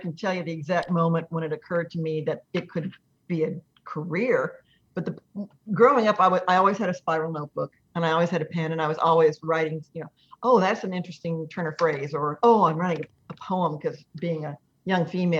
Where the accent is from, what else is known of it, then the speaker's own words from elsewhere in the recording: Dallas-Fort Worth area, Texas, United States; moved away as an adult; also born or lived in California; But I grew up in the Dallas-Fort Worth area